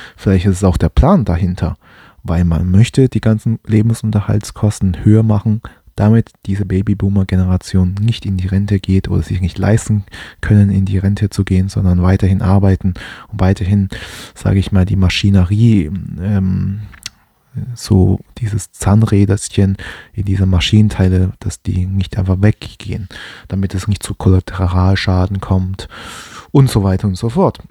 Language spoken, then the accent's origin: German; Germany; Ich bin hier in Deutschland groß geworden